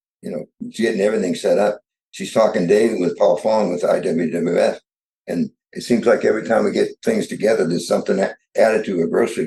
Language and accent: English; New England, United States; I grew up in New England